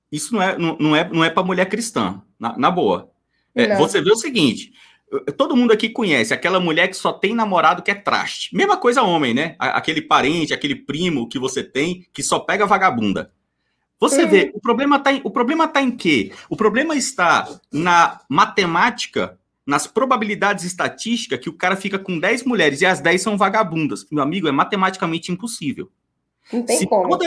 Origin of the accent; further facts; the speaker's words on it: Minas Gerais, Brazil; não, é porque, é porque eu sou mineira, né?